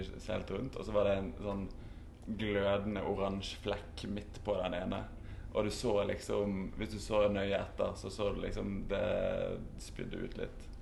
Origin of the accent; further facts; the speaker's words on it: Norway; hjemme i Norge